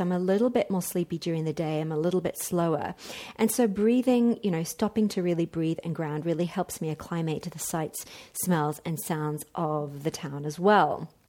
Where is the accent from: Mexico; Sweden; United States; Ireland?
Mexico; In fact, 3 bars better than it was in my hometown in Mexico.